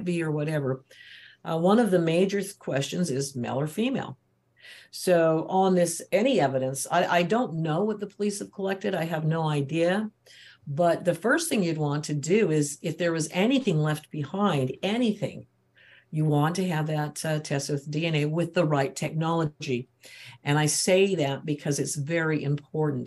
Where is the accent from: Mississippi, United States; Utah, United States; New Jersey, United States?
Utah, United States; I'm from Utah and there's a lot of churches here